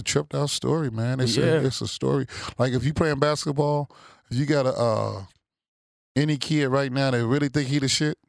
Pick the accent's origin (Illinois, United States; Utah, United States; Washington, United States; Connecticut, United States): Illinois, United States; Chicago; moved away; I'm going to go back to Chicago